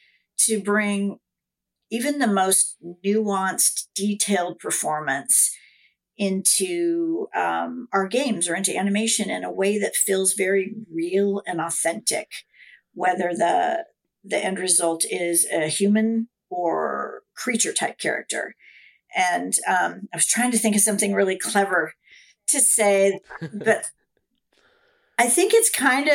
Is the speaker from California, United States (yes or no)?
yes; just outside of Sacramento, Northern California, United States; also born or lived in Seattle; now in Los Angeles, United States; although I was born in Seattle, I grew up in Northern California, just outside of Sacramento. But I've been in Los Angeles almost as long as I haven't.